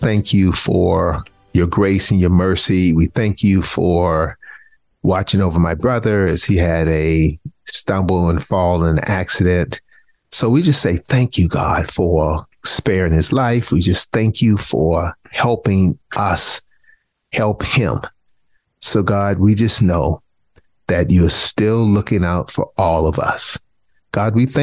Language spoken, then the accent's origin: English; South Carolina, United States; now in North Carolina, United States; I'm from South Carolina.